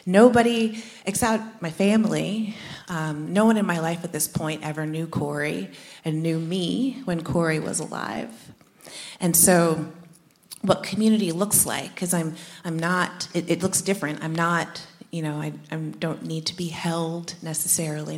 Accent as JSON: {"language": "English", "region": "New Jersey", "country": "United States", "tie": "born or raised there", "said": "We grew up in Jersey, about an hour outside of the city"}